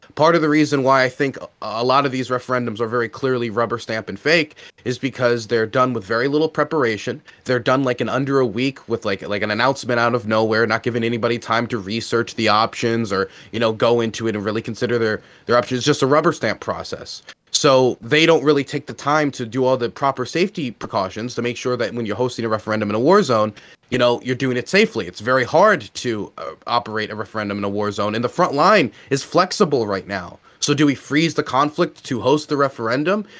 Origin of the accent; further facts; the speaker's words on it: Maryland, United States; I'm back in my, my hometown in Maryland